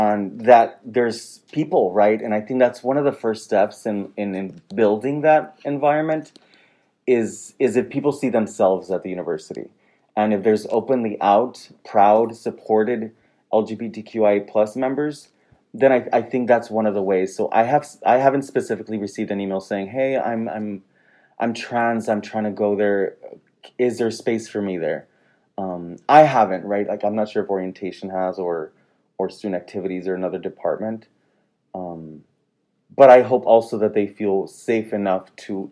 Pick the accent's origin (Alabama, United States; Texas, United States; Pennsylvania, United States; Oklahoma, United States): Texas, United States; Rio Grande Valley; moved away as an adult; I'm originally from the Valley. I left for several years and then came back